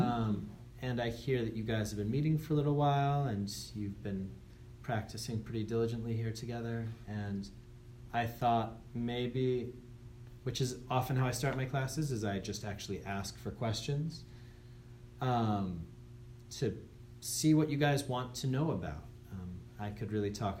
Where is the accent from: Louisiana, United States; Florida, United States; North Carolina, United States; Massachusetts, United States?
Massachusetts, United States; Andover; I'm from Andover, Mass.